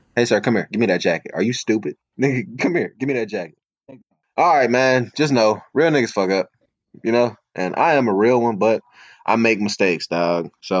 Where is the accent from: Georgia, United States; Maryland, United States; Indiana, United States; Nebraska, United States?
Georgia, United States; Atlanta; Yeah, you damn right I had one. I'm from Atlanta, son.